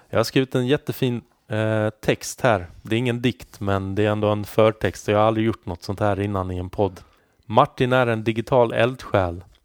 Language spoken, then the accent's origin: Swedish; Halmstad, Halland County, Sweden; vi bodde ju närmare Danmark, eftersom jag är från Halmstad.